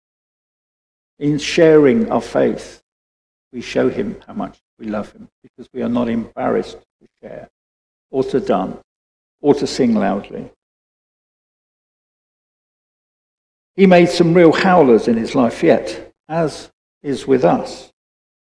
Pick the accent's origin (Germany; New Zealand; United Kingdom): United Kingdom; I'm British